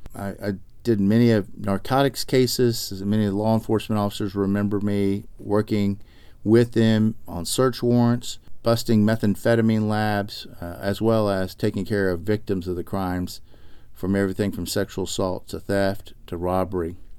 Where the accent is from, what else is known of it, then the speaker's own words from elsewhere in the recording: Arlington, Texas, United States; also born or lived in Austin, Texas; I grew up actually in Arlington, Texas